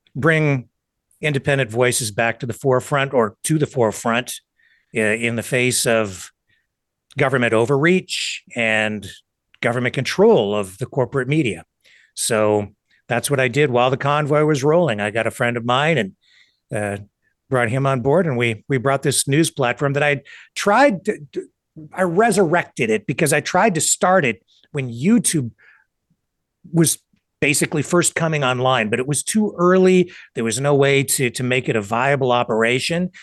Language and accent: English; Canada